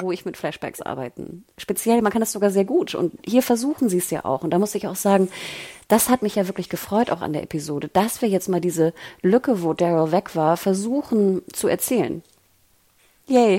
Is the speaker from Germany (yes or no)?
yes; the North, Northern Germany, Germany; ich komme ja aus dem Norden